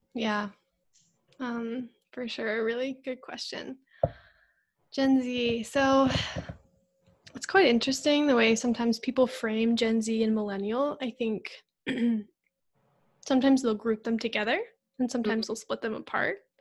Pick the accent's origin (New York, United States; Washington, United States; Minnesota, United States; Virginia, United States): Virginia, United States; Northern; I grew up in Northern Virginia, which is a very diverse city.